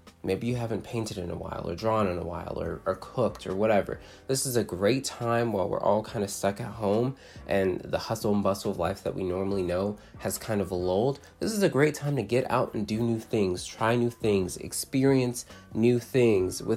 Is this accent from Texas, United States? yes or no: yes; Fort Worth, Texas, United States; I'm from Fort Worth, Texas.